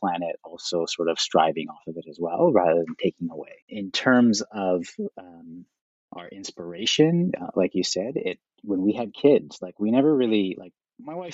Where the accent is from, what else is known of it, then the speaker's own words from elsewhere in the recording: Toronto, Ontario, Canada; now in Vancouver, Canada; I am Canadian originally. I was born and raised in Toronto.